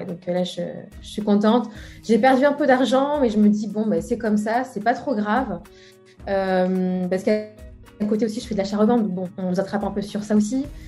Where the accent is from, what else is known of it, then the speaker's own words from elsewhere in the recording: Brest, Brittany, France; c'est essentiellement à Brest, hein, euh, bah, la ville que, je connais, hein, là où j'ai grandi